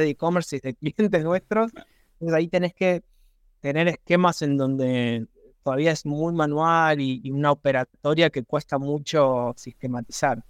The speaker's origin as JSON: {"language": "Spanish", "country": "Argentina", "also_born_or_lived": "Buenos Aires", "said": "soy argentino, vivo en Buenos Aires"}